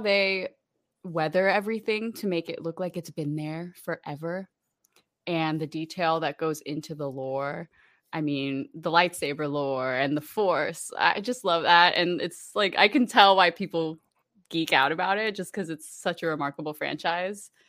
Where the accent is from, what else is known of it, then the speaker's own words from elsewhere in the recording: Orlando, Florida, United States; also born or lived in Puerto Rico; I'm originally from Puerto Rico, uh, grew up in Orlando, Florida